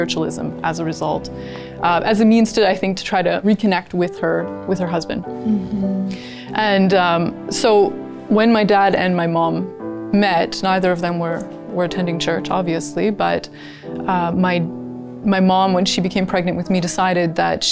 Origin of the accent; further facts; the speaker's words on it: Kingston, Ontario, Canada; I was born in Kingston, Ontario.